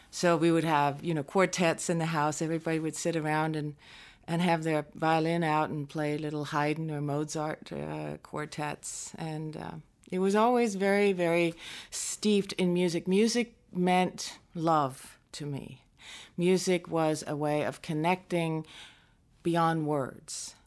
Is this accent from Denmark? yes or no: yes; northwest coast of Denmark, North Denmark Region, Denmark; moved away; also born or lived in Aarhus, Denmark; we moved to the northwest coast, which is closer to my mom's family. And so I grew up there in a very small town